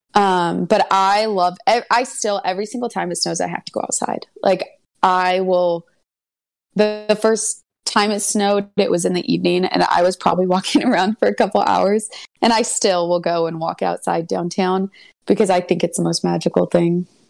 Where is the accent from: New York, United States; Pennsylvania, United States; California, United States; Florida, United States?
California, United States; Santa Barbara; moved away as an adult; also born or lived in Los Angeles, California; now in Cleveland, United States; I was born and raised in California, and I grew up in Santa Barbara